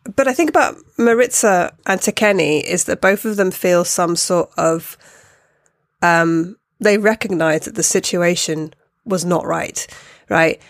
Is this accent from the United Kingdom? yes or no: yes; United Kingdom; me being a British person.